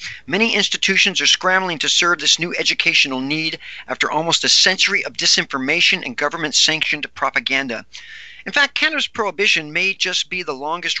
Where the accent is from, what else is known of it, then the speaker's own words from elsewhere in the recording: Seattle, Washington, United States; One reputable cannabis academy has sprouted right here in my hometown of Seattle